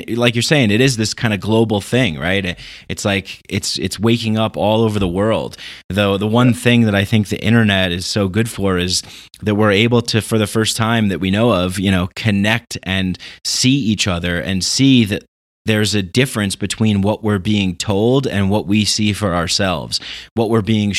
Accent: New York, United States; also born or lived in Peru; now in Denver, United States; I'm from New York.

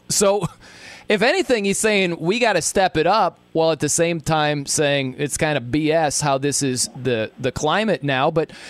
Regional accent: South Bend, Indiana, United States; I'm a Notre Dame fan. I'm from South Bend, Indiana.

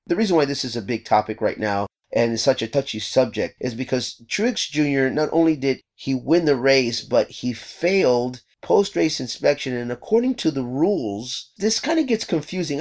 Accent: Texas, United States; now in California, United States; I grew up in Texas

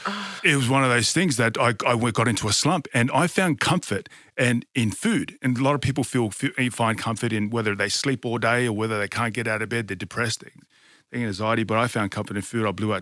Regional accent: Tonga; also born or lived in Newcastle, Australia; So I was born in Newcastle, New South Wales, is where I was born. So obviously love my my rugby league over in New South Wales, but I was brought up in Tonga.

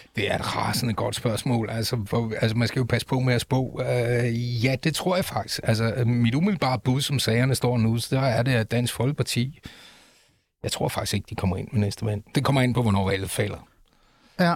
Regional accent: Aalborg, North Denmark Region, Denmark; Jeg er født i Aalborg

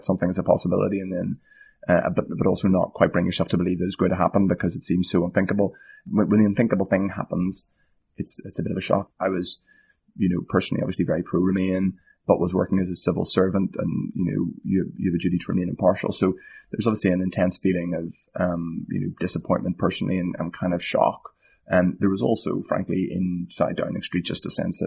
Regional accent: Northern Ireland, United Kingdom; I'm an Irishman from Northern Ireland, obviously, where there are contesting identities.

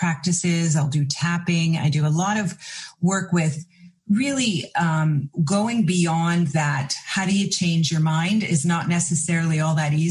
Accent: Canada; In Canada, I'm from Canada

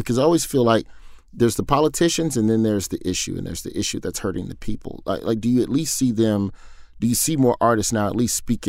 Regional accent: United States; as an American

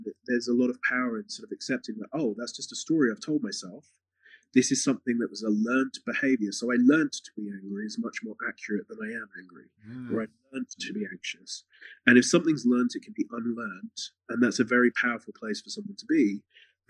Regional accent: England, United Kingdom; I'm from England

